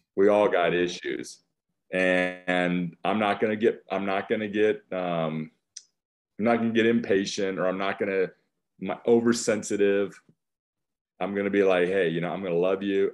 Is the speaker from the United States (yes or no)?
yes; West Union, Iowa, United States; now in Texas, United States; I was born in Iowa.